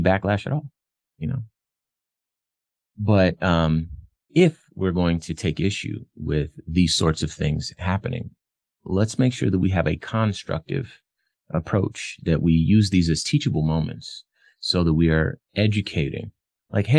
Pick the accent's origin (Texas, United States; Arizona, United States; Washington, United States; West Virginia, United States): Arizona, United States; Phoenix; I'm from Phoenix